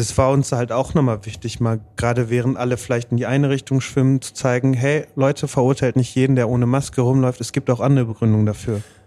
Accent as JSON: {"language": "German", "town": "Bottrop", "region": "North Rhine-Westphalia", "country": "Germany", "tie": "born or raised there", "said": "ich halt hier geboren und aufgewachsen bin"}